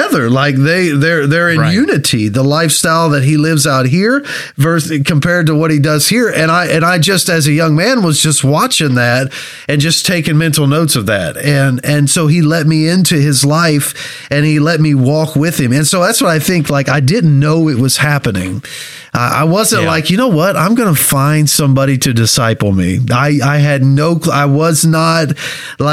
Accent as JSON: {"language": "English", "region": "Kentucky", "country": "United States", "moved": "as an adult", "lives_now": "Ohio, United States", "said": "I'm from Kentucky"}